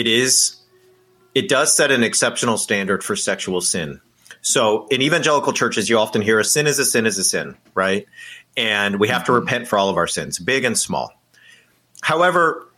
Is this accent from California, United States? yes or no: yes; California, United States; I grew up in California